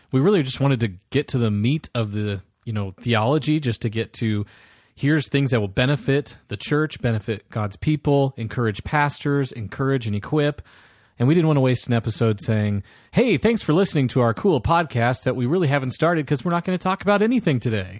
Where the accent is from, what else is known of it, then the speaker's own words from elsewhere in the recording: Iowa, United States; moved away as an adult; also born or lived in Nashville, Tennessee; now in Omaha, United States; I was born in Iowa, born and raised there